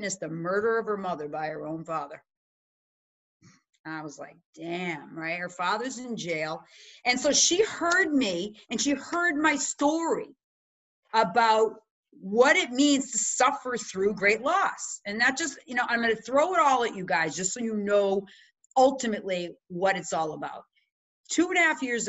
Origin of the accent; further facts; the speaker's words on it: Chicago, Illinois, United States; now in Massachusetts, United States; So I'm from the Midwest too, Chicago, now I'm in Mass.